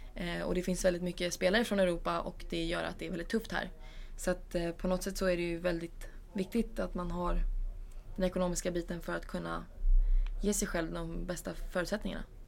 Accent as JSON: {"language": "Swedish", "country": "Sweden", "also_born_or_lived": "Spain", "said": "Som svensk"}